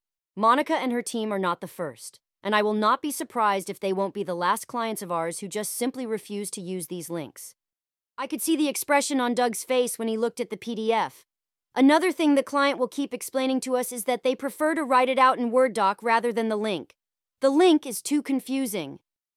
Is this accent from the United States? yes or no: no; Australia; As an Australian, I couldn't help but take offense to this utter bullshittery.